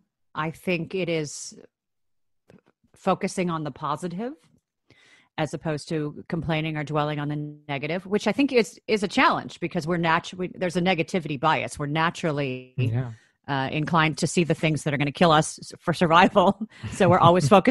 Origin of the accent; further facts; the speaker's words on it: Chicago, Illinois, United States; moved away; I grew up in Chicago, Illinois, in the States